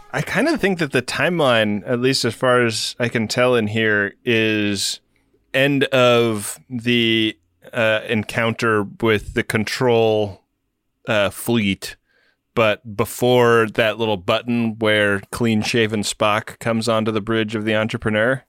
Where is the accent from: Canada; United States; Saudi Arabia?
United States; Los Angeles, California; L A, my hometown.